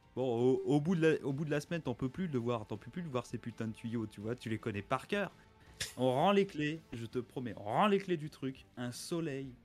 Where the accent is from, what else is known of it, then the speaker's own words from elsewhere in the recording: Metz, Grand Est, France; moi à la base je suis de Metz